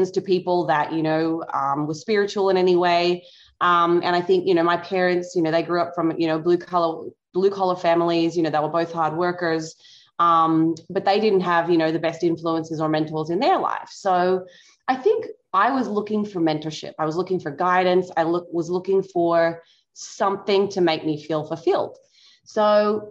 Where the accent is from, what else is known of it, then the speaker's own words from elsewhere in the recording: Tasmania, Australia; moved away as an adult; now in United States; I grew up in Australia, specifically Tassie